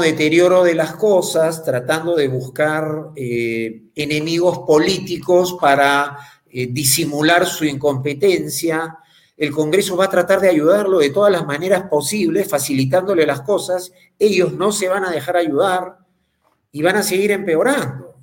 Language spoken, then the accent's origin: Spanish; Peru; como peruanos